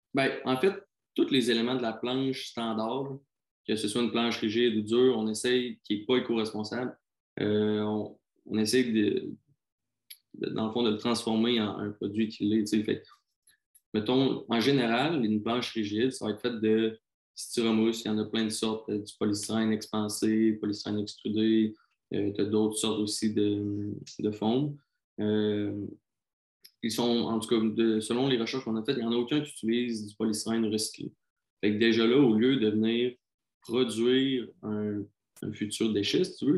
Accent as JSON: {"language": "French", "region": "South Shore of Quebec City", "country": "Canada", "said": "je viens de la rive sud de Québec."}